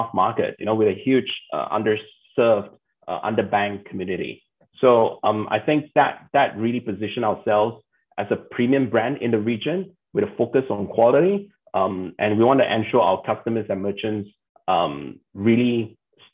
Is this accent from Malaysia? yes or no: yes; Malaysia; as a Malaysian